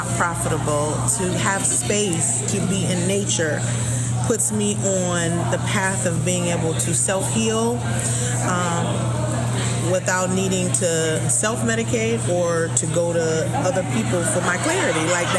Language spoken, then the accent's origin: English; Florida, United States; And it was clear that I was from Florida because my ideas